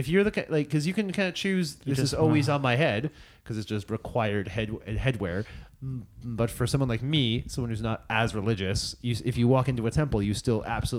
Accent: Cambridge, Massachusetts, United States; moved away as an adult; now in Amsterdam, Netherlands; Cambridge, Massachusetts.

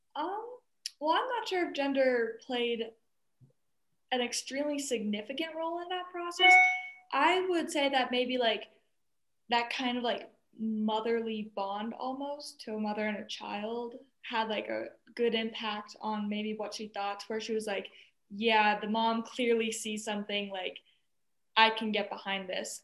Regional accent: Colorado, United States; growing up in Colorado

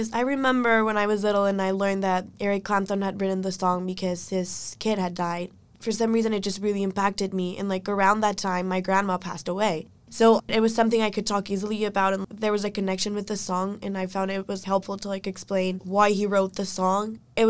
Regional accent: Ecuador; moved away; I'm a first-year student in UVA, and I'm from Ecuador

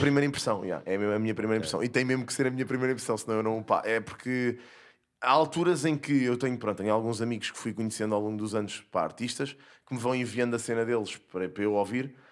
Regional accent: Casal de Cambra, Lisbon, Portugal; cresci em Casal de Câmara

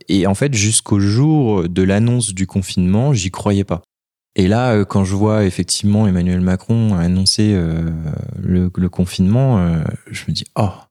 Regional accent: Annecy, Auvergne-Rhône-Alpes, France; moved away as an adult; also born or lived in Valenciennes; je suis originaire de Haute-Savoie, d'Annecy. Euh, mes parents habitent Annecy.

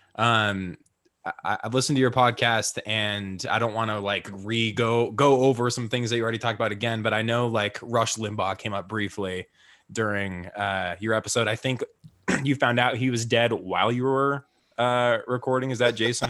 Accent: Utah, United States; pretty much grew up in Utah

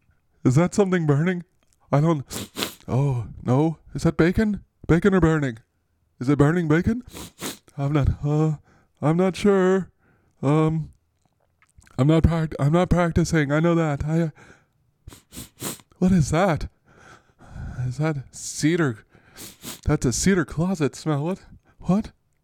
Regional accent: the South, United States; And I'm like, because this is just how I sound. I'm from the South.

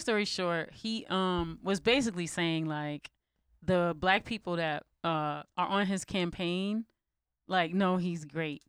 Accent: United States; as an American

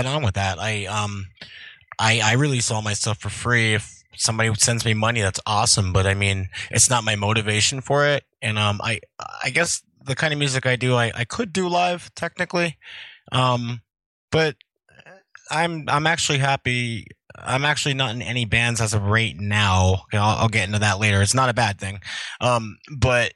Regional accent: Wilkes-Barre, Pennsylvania, United States; I was born in Wilkes-Barre, Pennsylvania in 1979

